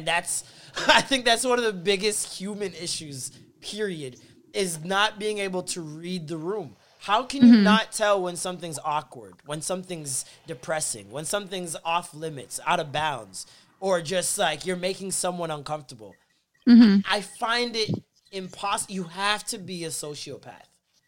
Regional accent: Midwest, United States; Fuck St. Louis, nigga. I'm from the Midwest.

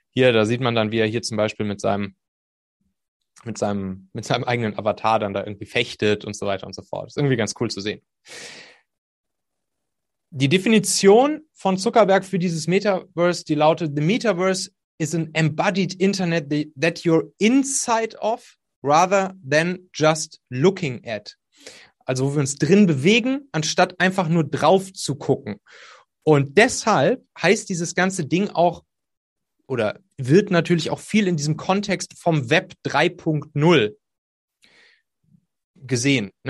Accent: North Rhine-Westphalia, Germany; ich komme da aus der Kölner Gegend, da ist das Phantasialand und da hatte ich mal eine Dauerkarte

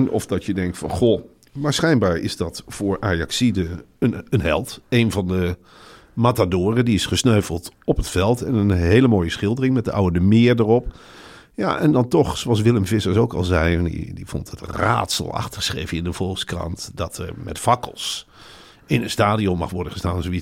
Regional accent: Arnhem, Gelderland, Netherlands; Ik kom uit Arnhem.

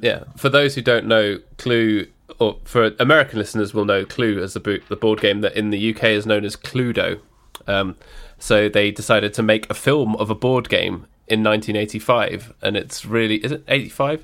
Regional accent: United Kingdom; we're British

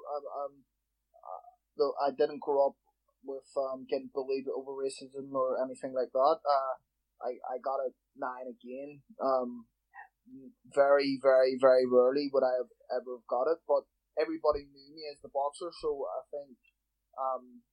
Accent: Belfast, Northern Ireland, United Kingdom; also born or lived in London; I was born in London and lived there until I was 7 years old. My mum's from Belfast, so we moved back to Belfast when I was seven. I grew up in West

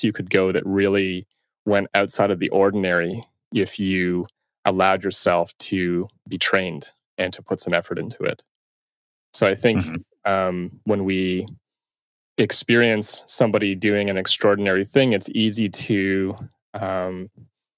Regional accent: Toronto, Ontario, Canada; I'm from Toronto, and I still reside here

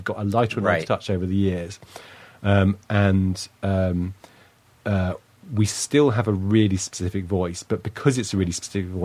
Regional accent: United Kingdom; I'm British

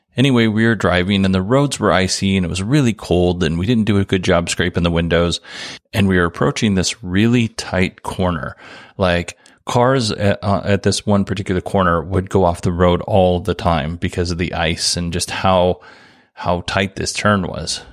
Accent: Alaska, United States; now in Arizona, United States; I grew up in Alaska

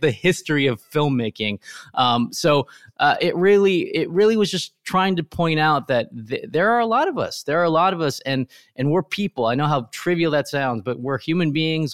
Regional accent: Riverside, California, United States; where I grew up in Riverside, California

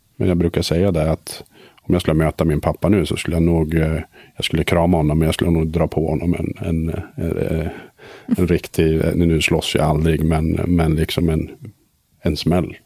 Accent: Söderhamn, Gävleborg County, Sweden; also born or lived in Sundsvall; Jag växte upp i Söderhamn en eh, liten stad

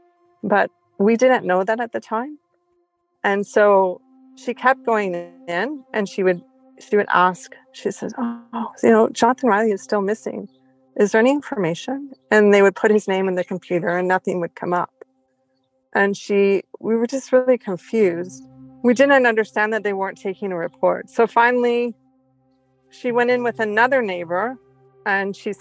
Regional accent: Toronto, Ontario, Canada; our old neighborhood where we grew up in Toronto

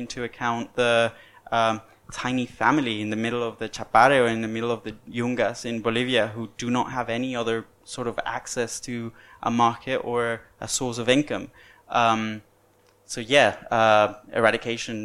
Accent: Venezuela; moved away as an adult; when I was born in Venezuela

